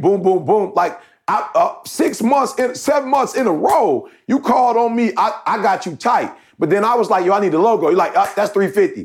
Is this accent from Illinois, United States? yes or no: no; Detroit, Michigan, United States; I grew up in Detroit